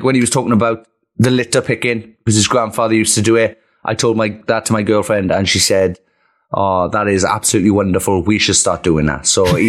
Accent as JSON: {"language": "English", "region": "South Wales", "country": "United Kingdom", "tie": "born or raised there", "said": "I grew up in South Wales"}